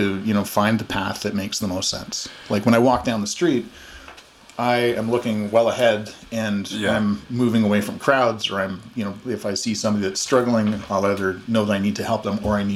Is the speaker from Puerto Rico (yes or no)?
no; Calgary, Alberta, Canada; also born or lived in Pickering, Ontario / Toronto; I was born in Calgary.